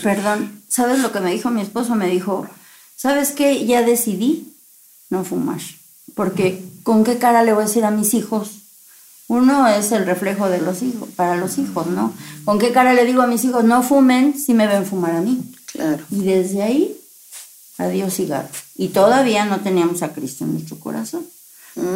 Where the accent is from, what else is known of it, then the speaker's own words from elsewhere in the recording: Veracruz, Mexico; yo soy de Veracruz